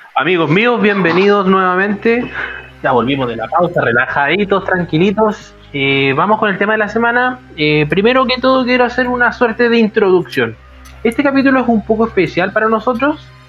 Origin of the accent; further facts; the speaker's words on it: Iquique, Tarapacá, Chile; moved away as an adult; now in Santiago, Chile; yo soy de Iquique